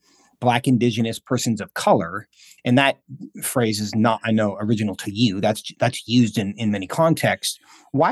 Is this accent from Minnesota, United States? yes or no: no; Seattle, Washington, United States; moved away; I'm actually from Seattle. I don't live there now